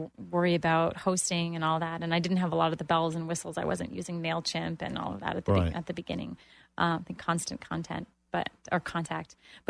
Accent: Toronto, Ontario, Canada; moved away as an adult; now in Orlando, United States; I had a job, but when I moved to Orlando from Toronto, this was the first time that I actually became self-employed and then became a business owner.

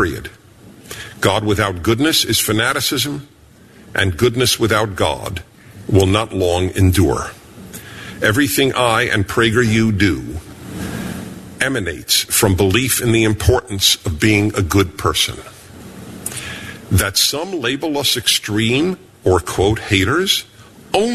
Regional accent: New York City, New York, United States; I was born in Brooklyn, New York.

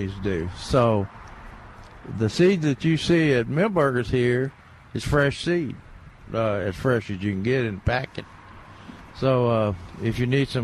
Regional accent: Tennessee, United States; moved away; in Tennessee, in my hometown

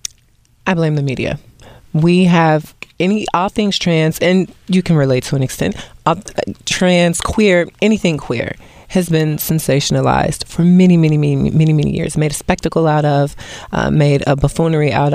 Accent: Cincinnati, Ohio, United States; moved away as an adult; also born or lived in New York City; I'm originally from Ohio, Cincinnati

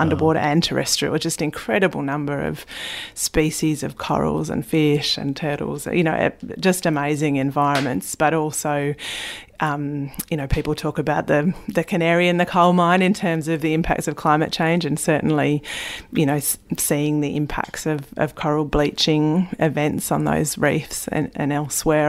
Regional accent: Tasmania, Australia; growing up in Tasmania, spending so much time in the bush and on and under the water

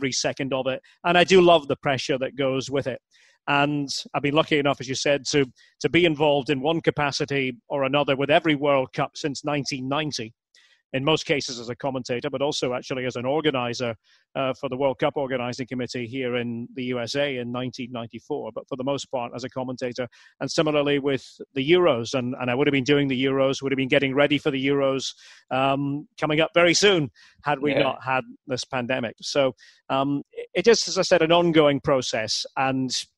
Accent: Aberdeen, Scotland, United Kingdom; I'm from Aberdeen, from Scotland

